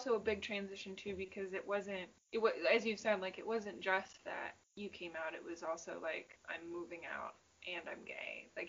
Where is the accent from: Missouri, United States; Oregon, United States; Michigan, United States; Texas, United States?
Michigan, United States; we've said we're from Michigan